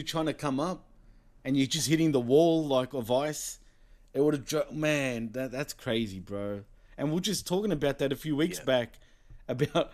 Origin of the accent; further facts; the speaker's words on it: Australia; I'm born and raised in Australia